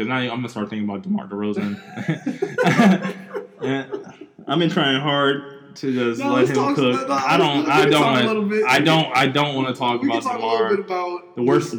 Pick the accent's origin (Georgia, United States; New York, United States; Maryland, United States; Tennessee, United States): Maryland, United States; Bowie; I don't identify with Washington, D.C. in that way. Like, I'm not from, you know, I'm from, like, I grew up in Bowie.